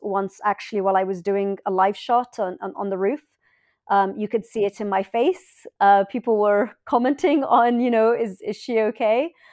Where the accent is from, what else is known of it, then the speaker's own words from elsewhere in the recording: London, United Kingdom; moved away as an adult; I was born in London. My parents are Egyptian, and I lived in this really beautiful house